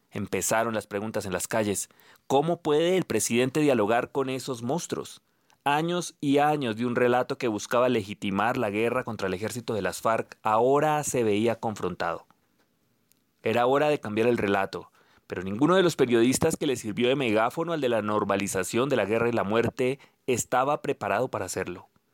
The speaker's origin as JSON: {"language": "Spanish", "country": "Colombia", "said": "leíamos la mayoría de colombianos"}